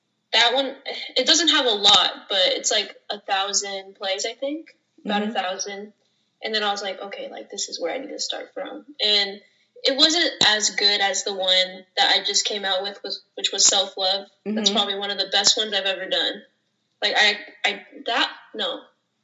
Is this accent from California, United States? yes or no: no; Gilbert, Arizona, United States; also born or lived in Phoenix / Chandler; Then I grew up in Gilbert, so pretty much Gilbert is my hometown.